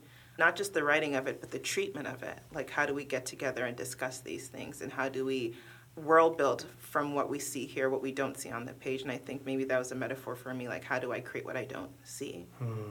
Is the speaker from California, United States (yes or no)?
yes; Oakland, California, United States; English is a second language; moved away as an adult; now in Cincinnati, United States; growing up in Oakland, my mother used to walk me and my older sister to the bus stop